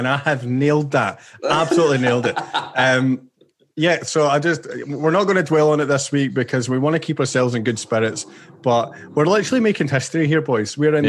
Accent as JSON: {"language": "English", "region": "Scotland", "country": "United Kingdom", "moved": "yes", "lives_now": "Australia", "said": "I'm Scottish"}